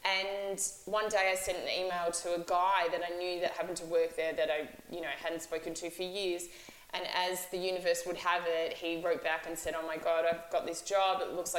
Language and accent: English; Melbourne, Victoria, Australia; I'm Australian. I've lived in Melbourne my whole life.